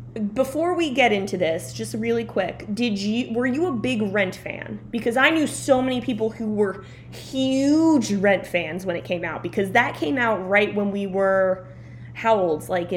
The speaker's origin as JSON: {"language": "English", "town": "Belleville", "region": "New Jersey", "country": "United States", "said": "We're from Belleville."}